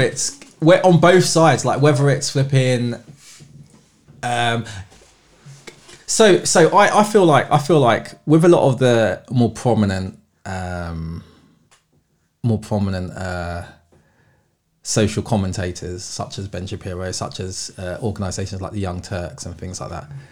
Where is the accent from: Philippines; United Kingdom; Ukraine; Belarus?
United Kingdom; London; I've born and bred in London